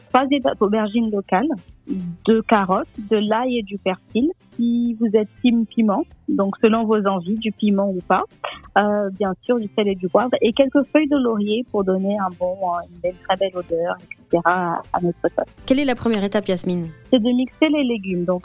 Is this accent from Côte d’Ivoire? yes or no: yes; Côte d’Ivoire; je suis ivoirienne.